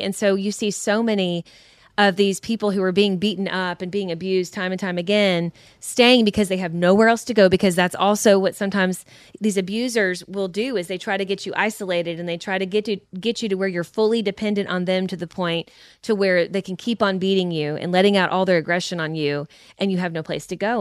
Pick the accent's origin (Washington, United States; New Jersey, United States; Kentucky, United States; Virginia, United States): Kentucky, United States; we're from Kentucky. We say cussing.